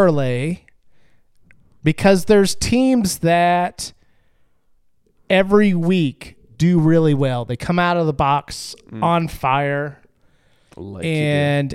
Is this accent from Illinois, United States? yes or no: no; Ohio, United States; moved away; I grew up in Ohio.